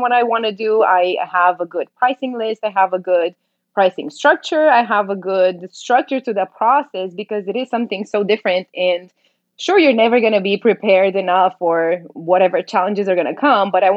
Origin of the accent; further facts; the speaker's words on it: Romania; moved away as an adult; now in Dallas, United States; I was born in Romania, in Eastern Europe. I moved here about 8 years ago.